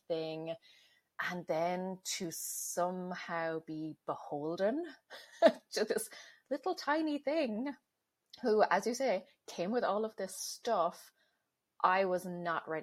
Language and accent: English; Ireland; now in United States; I am originally from Ireland, currently living in the US.